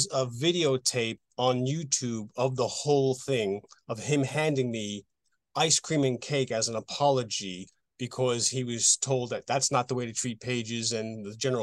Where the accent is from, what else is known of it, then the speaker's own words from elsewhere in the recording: Lindenhurst, New York, United States; moved away as an adult; now in London, United Kingdom; Originally from U.S., yes, in Lindenhurst, Long Island